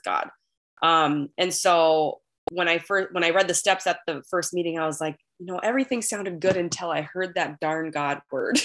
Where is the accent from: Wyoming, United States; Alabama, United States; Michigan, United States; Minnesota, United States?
Minnesota, United States; accent: Minnesotan; I am a recovered compulsive overeater from Minnesota